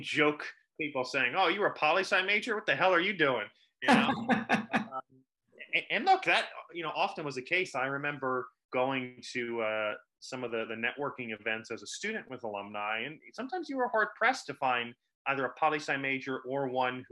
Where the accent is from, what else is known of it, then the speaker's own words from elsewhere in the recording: Clinton, New Jersey, United States; my hometown here of Clinton, New Jersey